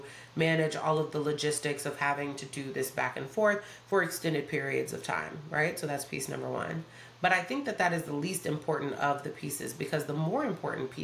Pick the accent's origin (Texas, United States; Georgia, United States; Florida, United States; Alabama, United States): Georgia, United States; Atlanta; moved away as an adult; now in Charlotte, United States; Atlanta is my hometown. It's where I'm from, you know what I mean? Like, I've kind of grown up all over Atlanta